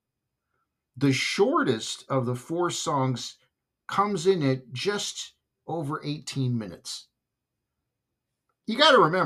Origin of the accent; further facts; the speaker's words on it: Southern California, United States; when I grew up in Southern California